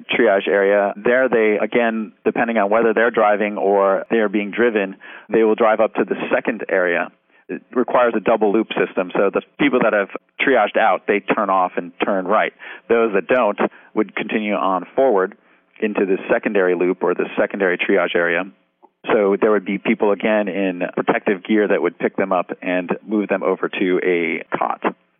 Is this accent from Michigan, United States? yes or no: no; New York, United States; Considering I'm a New Yorker.